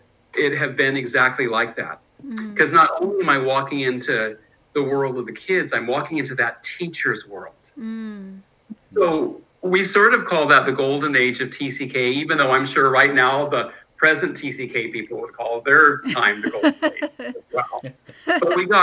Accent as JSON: {"language": "English", "town": "Berkeley", "region": "California", "country": "United States", "tie": "born or raised there", "said": "No, I'm from Berkeley. {S14} Oh, wow. {S13} So I grew up in crazy Berkeley."}